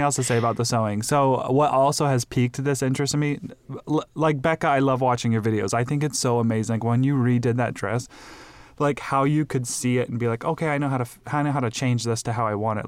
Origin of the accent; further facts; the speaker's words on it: Midwest, United States; now in Phoenix, United States; I grew up in the Midwest